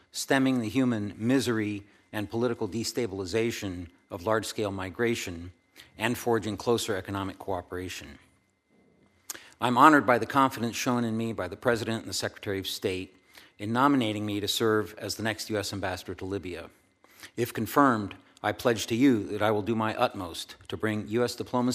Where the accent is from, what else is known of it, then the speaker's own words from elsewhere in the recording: Rabat, Rabat-Salé-Kénitra, Morocco; born there; I was born in North Africa, in Rabat, my father's first Foreign Service post.